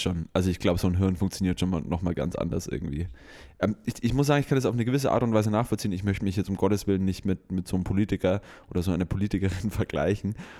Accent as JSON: {"language": "German", "country": "Germany", "said": "bei uns hier in Deutschland mit unserem sozialen Background, mit unserem kulturellen Background"}